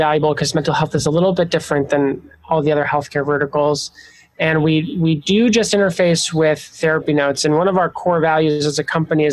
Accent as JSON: {"language": "English", "region": "Montana", "country": "United States", "tie": "born or raised there", "also_born_or_lived": "Chicago", "moved": "as an adult", "said": "I grew up in the Pacific Northwest in Montana"}